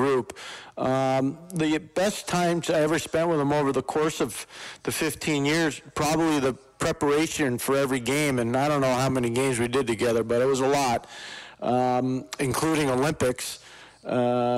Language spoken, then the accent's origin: English; Montreal, Quebec, Canada; I grew up in Montreal, so I used to listen to the late Danny Gallivan